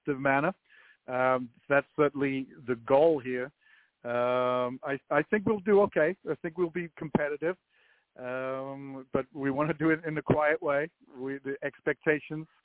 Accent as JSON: {"language": "English", "region": "Wales", "country": "United Kingdom", "moved": "as an adult", "lives_now": "Kansas City, United States", "said": "Well, I came to Kansas City, but I'm from Wales. I came to Kansas City in 1985 for 1 year"}